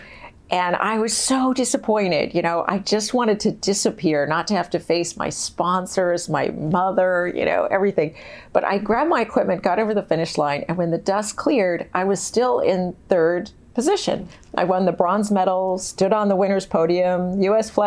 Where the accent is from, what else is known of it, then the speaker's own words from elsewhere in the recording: San Diego, California, United States; moved away; I grew up in San Diego where there's no snow